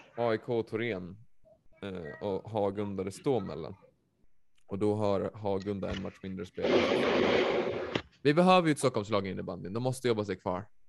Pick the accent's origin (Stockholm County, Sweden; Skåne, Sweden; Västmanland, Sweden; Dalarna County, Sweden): Västmanland, Sweden; Västerås; jag är från Västerås